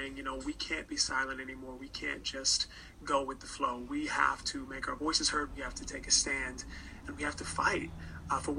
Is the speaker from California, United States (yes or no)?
yes; Northern California, United States; I grew up in Northern California